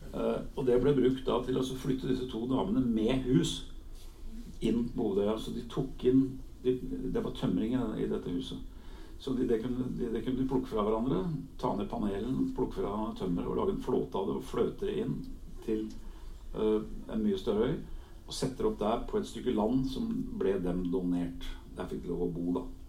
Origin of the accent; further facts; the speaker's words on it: Oslo, Norway; also born or lived in Helgeland coast (summers); i hjemmet vårt på Årvoll, i denne drabantbyen der jeg vokste opp